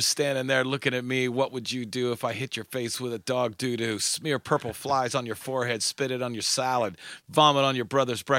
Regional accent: Frogtown, Pennsylvania, United States; So from Frogtown, Pennsylvania.

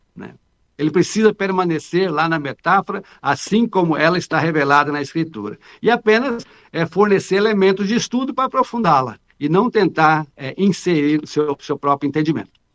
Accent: Minas Gerais, Brazil; eu também sou mineiro

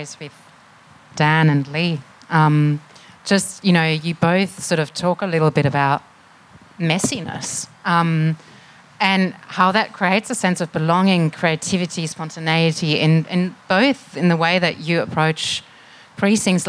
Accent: Germany; now in Melbourne, Australia; I'm from Germany originally

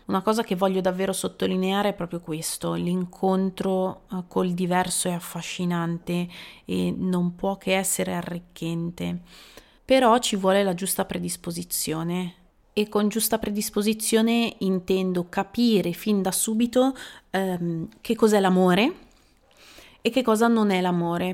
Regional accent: Italy; moved away as an adult; also born or lived in England; delle persone del mio paese

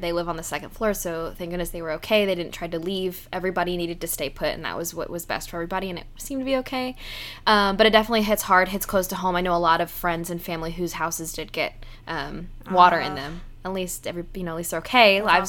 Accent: Houston, Texas, United States; I'm seeing my entire hometown underwater

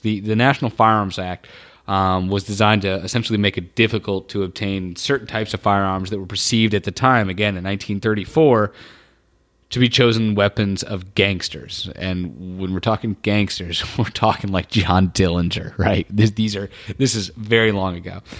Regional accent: Indiana, United States; also born or lived in North Carolina; I was born in North Carolina, North Carolina grew up in Indiana

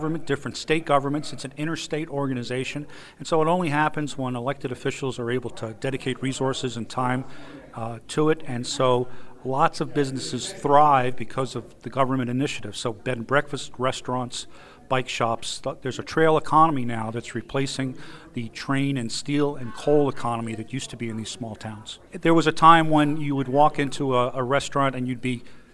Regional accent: Pittsburgh, Pennsylvania, United States; I'm from Pittsburgh, Pennsylvania.

